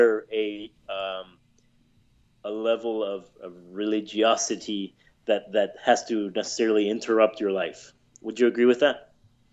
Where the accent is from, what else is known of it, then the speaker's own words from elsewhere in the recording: United States; having been raised here in the United States, but on the border nonetheless.